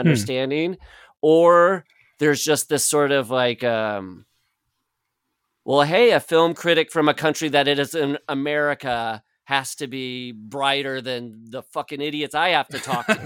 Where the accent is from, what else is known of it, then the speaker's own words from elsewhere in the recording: Midwest, United States; moved away; growing up in the Midwest